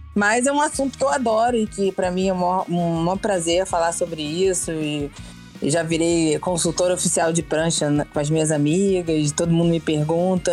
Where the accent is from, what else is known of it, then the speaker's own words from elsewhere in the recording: Rio de Janeiro, Brazil; Eu sou do Rio, sou carioca, moro aqui no Rio mesmo.